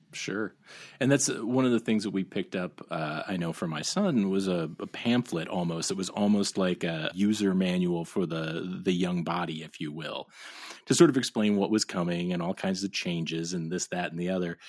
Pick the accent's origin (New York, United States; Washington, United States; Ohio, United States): Ohio, United States; moved away as an adult; My, my little family has picked up and moved back to my hometown